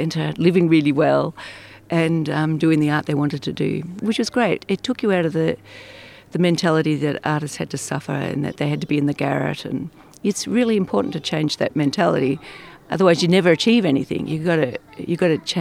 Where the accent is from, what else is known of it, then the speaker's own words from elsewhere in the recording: a little town north of Melbourne, Victoria, Australia; moved away as an adult; now in Italy; I was born in a little town north of Melbourne in the south of Australia.